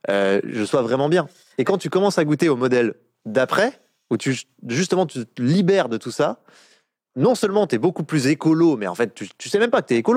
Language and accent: French; Bourgogne-Franche-Comté, France; born there; moi, je suis né dans le Jura, donc euh, dans un petit village de 200 habitants.